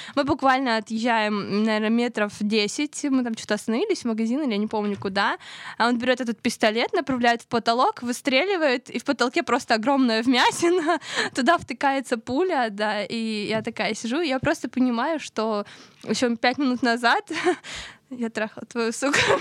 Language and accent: Russian; Pyatigorsk, Stavropol Krai, Russia; Я с Кавказа. А, я Северного Кавказа, с города Пятигорск